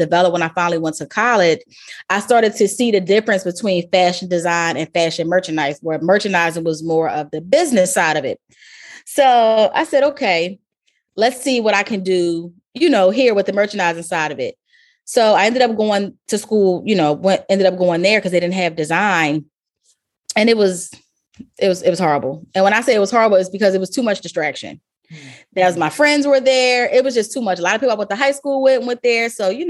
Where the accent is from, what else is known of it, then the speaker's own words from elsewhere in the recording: Baltimore, Maryland, United States; I grew up in Baltimore, even though I said a bunch of different places where I've been, but most of, I claim Baltimore as my home.